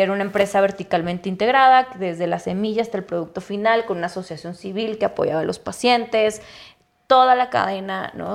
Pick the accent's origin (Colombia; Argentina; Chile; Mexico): Mexico; Chihuahua; also born or lived in Ciudad Juárez; Yo soy de Chihuahua